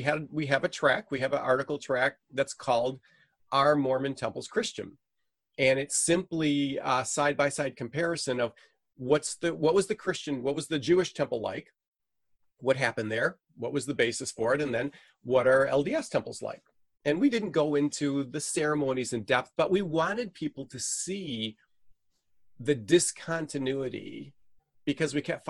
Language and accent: English; Venezuela; now in United States; I'm a missionary kid. I grew up in Venezuela, South America, so I'm fluent in Spanish.